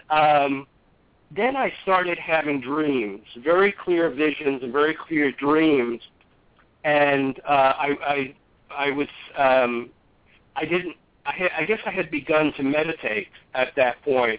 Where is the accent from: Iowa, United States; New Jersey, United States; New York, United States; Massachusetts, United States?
New York, United States; I grew up in New York